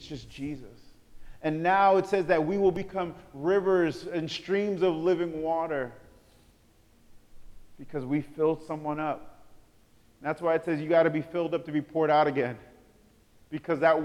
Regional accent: New York City, New York, United States; I'm from Brooklyn, New York

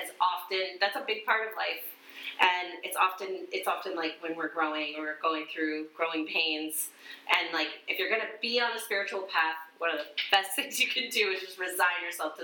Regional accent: Florida, United States; moved away; I'm from Florida

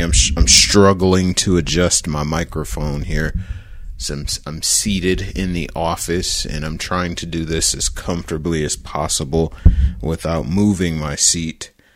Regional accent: Detroit, Michigan, United States; my hometown team, the Detroit Football Lions

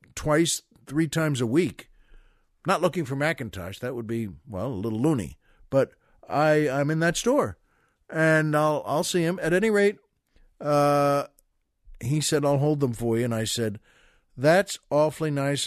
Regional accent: Valley Stream, New York, United States; That's where I'm from, Valley Stream, Long Island

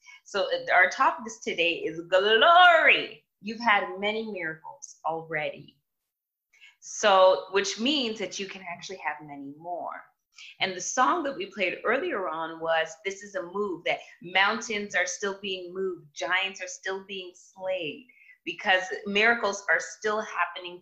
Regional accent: Toronto, Ontario, Canada; I come from Toronto, Canada

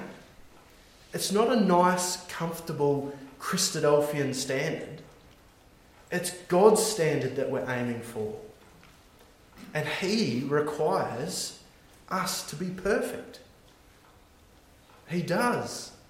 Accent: Australia; now in New Zealand; I'm Australian. And living in New Zealand

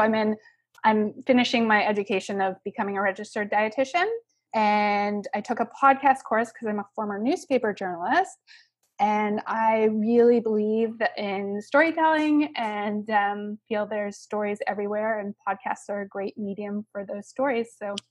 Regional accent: Vancouver, British Columbia, Canada; I'm from Vancouver, British Columbia, so the other side of the border.

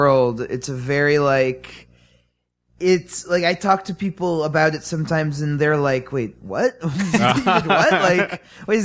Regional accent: New York City, New York, United States; I grew up in Manhattan

